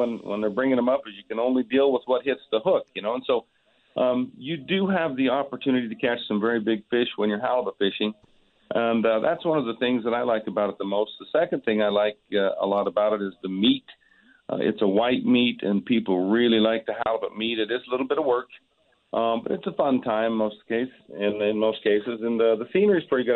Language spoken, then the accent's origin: English; Utah, United States; I'm from Utah.